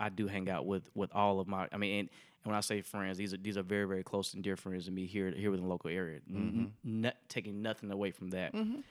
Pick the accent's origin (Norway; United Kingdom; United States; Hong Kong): United States; Tuskegee, Alabama; So I'm from Tuskegee, Alabama, right?